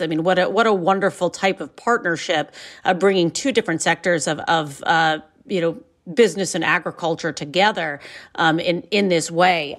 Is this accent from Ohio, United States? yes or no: yes; Ohio, United States; I'm from Ohio and I come from very close to what we refer to as, you know, Ohio wine country on, on Lake Erie's north coast.